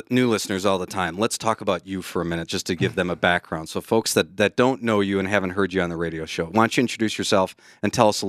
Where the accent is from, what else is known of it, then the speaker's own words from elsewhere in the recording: Wisconsin, United States; moved away; I'm from Wisconsin